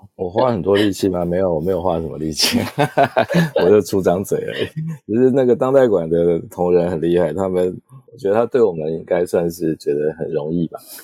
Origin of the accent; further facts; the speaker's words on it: Taipei, Taiwan; 我就是台北人长大，没有什么移动工作的经验